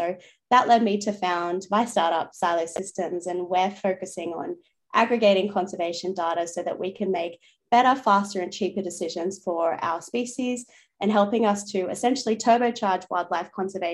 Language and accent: English; Newcastle, New South Wales, Australia; moved away as an adult; now in Sydney, Australia; I grew up in Newcastle, New South Wales. So I'm currently living in Sydney